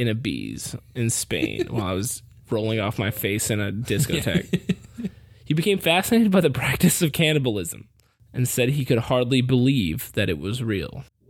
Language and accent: English; United States; I'm from America